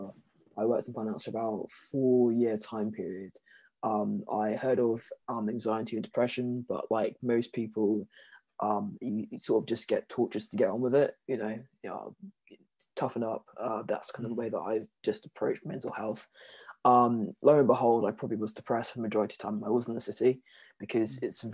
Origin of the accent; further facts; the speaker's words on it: London, United Kingdom; also born or lived in Jamaica (ancestry); I'm from South London. I live like in Purley. It's just near Croydon.